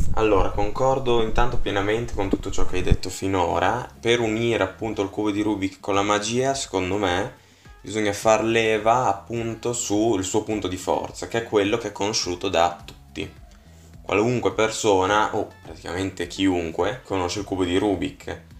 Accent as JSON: {"language": "Italian", "town": "Bologna", "region": "Emilia-Romagna", "country": "Italy", "said": "vengo da Bologna"}